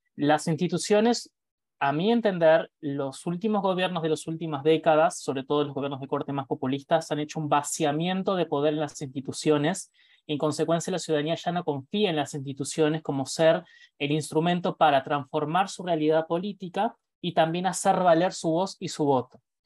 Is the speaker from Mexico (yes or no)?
no; Uruguay; Nosotros, Uruguay